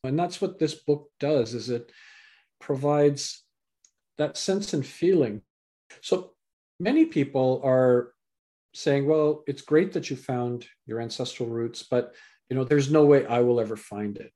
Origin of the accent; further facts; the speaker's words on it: Canada; also born or lived in England; I was born in England, raised in Canada